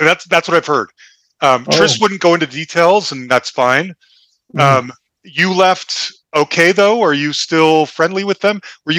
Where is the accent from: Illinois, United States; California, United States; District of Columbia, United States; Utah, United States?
Utah, United States; I'm from Utah.